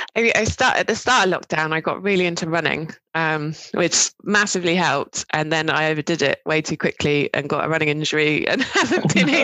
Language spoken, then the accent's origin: English; Cambridge, East of England, United Kingdom; moved away as an adult; also born or lived in Dorset / Bristol; I'm originally from um, Dorset, um, but kind of grew up in Cambridge